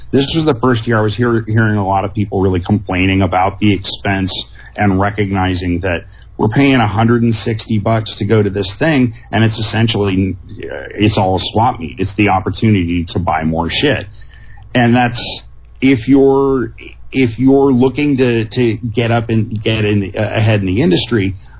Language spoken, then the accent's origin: English; San Diego, California, United States; growing up in San Diego